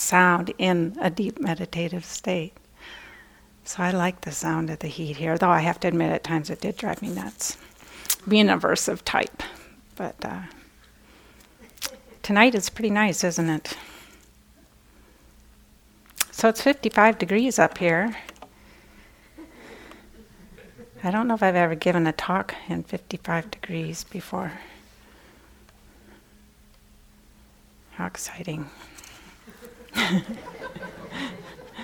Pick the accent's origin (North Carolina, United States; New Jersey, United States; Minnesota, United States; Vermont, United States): Minnesota, United States; I was born and raised in Minnesota